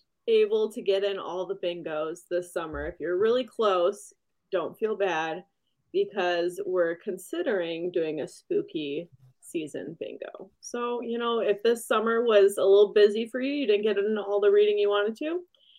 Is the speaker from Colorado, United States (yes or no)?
no; St. Clair Shores, Michigan, United States; growing up in St. Clair Shores when I was like real young